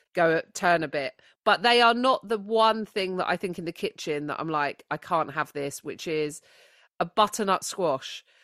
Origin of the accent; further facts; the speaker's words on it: United Kingdom; as British people